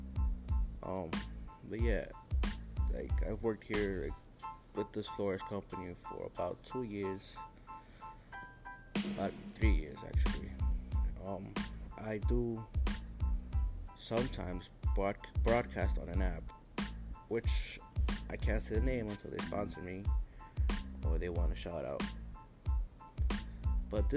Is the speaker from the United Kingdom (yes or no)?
no; New York City, New York, United States; I am from New York, the city that never sleeps